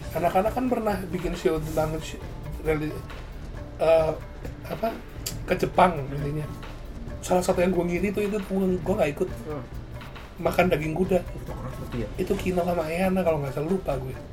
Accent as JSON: {"language": "Indonesian", "town": "Surabaya", "region": "East Java", "country": "Indonesia", "said": "gua asal gua dari Surabaya"}